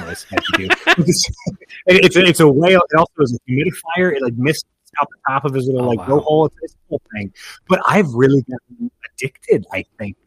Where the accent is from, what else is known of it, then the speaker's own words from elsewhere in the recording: Texas, United States; I grew up in Texas